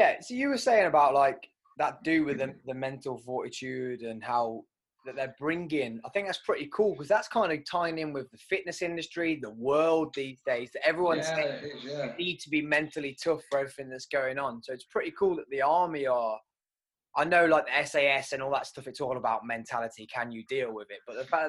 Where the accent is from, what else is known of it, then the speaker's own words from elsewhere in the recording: United Kingdom; obviously we joke about it, and as the British, that's what we do.